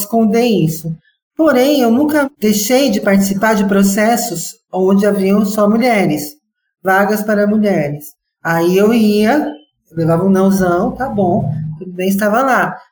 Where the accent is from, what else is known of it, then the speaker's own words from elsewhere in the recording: Brazil; eu sou brasileira